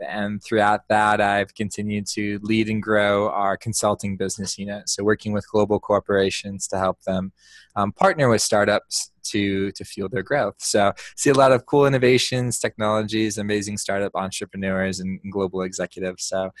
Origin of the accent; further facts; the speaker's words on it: Indiana, United States; moved away as an adult; also born or lived in Ohio / Chicago, Illinois; now in San Francisco, United States; I am originally from Indiana, did grow up on a small farm town there in the Midwest.